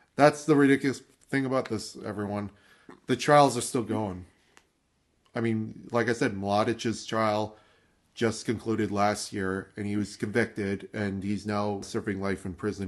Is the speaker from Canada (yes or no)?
yes; Canada; we're Canadian